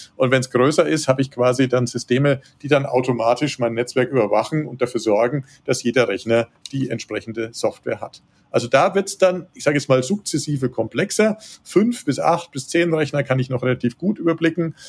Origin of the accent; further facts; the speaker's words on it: Würzburg, Bavaria, Germany; moved away as an adult; also born or lived in Munich; now in Tegernsee, Germany; bin gebürtiger Würzburger, ich bin äh, auch aufgewachsen da in der Gegend